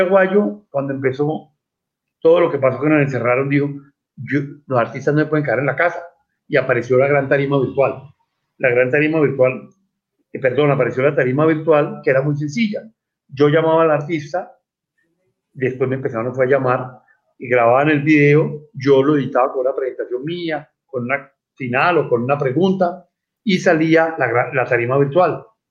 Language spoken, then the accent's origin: Spanish; Cali, Valle del Cauca, Colombia; also born or lived in Bogotá; Yo soy del Colegio Franciscano, orgullosamente de Pío 12, de Cali, cuando fuimos a vivir a Bogotá, por allá en el 70, seguí con los franciscanos, estuve en el Virrey Solís y después volví a Cali a graduarme